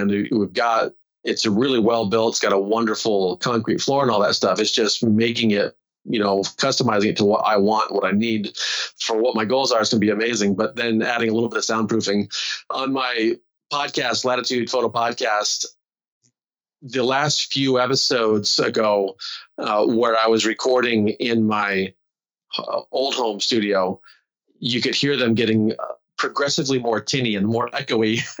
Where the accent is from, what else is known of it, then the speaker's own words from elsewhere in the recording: Walla Walla, Washington, United States; I come from Walla Walla, Washington